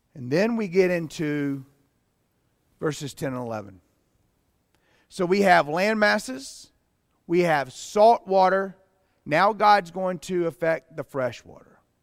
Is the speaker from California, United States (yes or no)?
no; Pleasant Garden, North Carolina, United States; I grew up in Pleasant Garden.